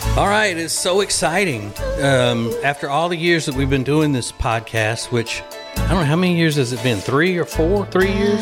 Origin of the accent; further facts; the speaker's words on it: Louisiana, United States; moved away as an adult; now in North Carolina, United States; We are from Louisiana originally. We live in North Carolina now and have for about twenty-four, twenty-five years